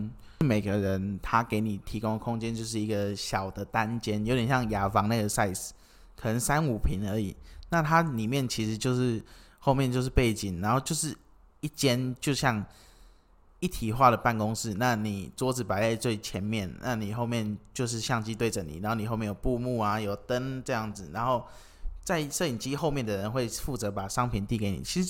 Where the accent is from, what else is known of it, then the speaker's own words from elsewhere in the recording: Kinmen County, Taiwan; 没有，我是金门人这样子。